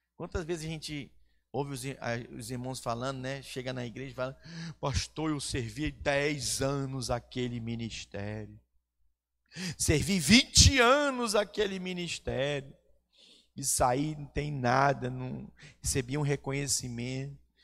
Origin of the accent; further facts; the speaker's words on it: Manaus, Amazonas, Brazil; now in Vitória, Brazil; eu não sou peregrino aqui em Vitória, no estado do Espírito Santo, porque eu sou do Amazonas, de Manaus